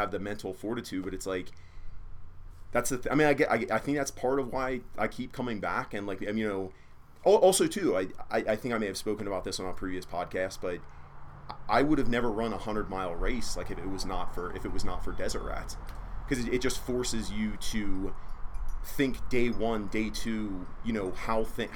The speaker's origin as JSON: {"language": "English", "region": "Maryland", "country": "United States", "said": "I'm from Maryland"}